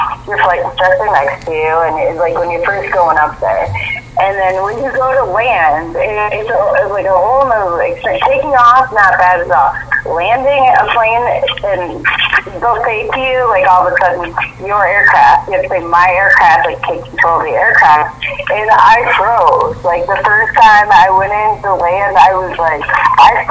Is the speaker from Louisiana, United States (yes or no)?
no; Iowa, United States; also born or lived in Los Angeles, California; I am an Iowa farm girl, born and raised